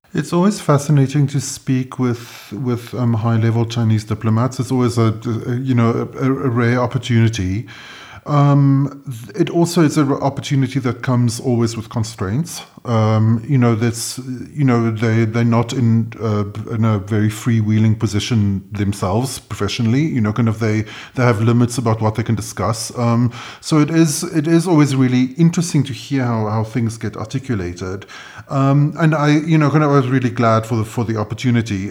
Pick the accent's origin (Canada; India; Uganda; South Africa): South Africa; I'm South African